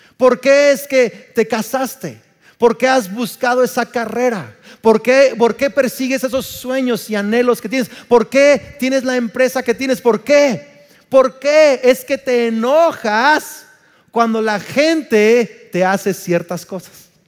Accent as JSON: {"language": "Spanish", "town": "Uruapan", "region": "Michoacán", "country": "Mexico", "tie": "born or raised there", "said": "soy más mexicano que el nopal, nací en Uruapan, Michoacán"}